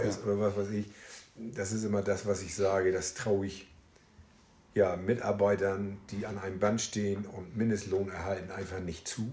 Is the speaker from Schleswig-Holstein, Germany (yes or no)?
yes; Meldorf, Schleswig-Holstein, Germany; also born or lived in Augsburg; Also tatsächlich auch in Meldorf geboren